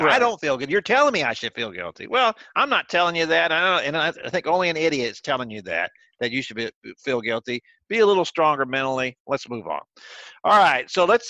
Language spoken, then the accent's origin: English; Houston, Texas, United States; I grew up in Houston.